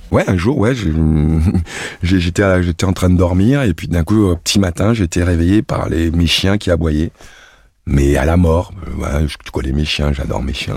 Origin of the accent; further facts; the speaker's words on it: Cameroon; moved away; also born or lived in Sedan, France; ma source, mec, c'est Sedan. Je suis un sanglier des Ardennes. Je suis un Sedanais d'origine belge. mon arrière-grand-mère était belge. Donc je suis né, puis j'ai grandi au Cameroun